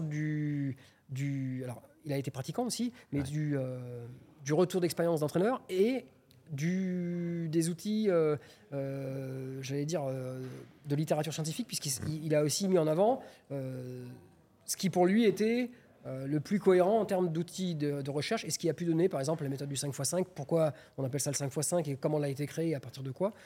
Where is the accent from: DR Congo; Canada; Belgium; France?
France; Clermont-Ferrand, Auvergne-Rhône-Alpes; je suis de Clermont-Ferrand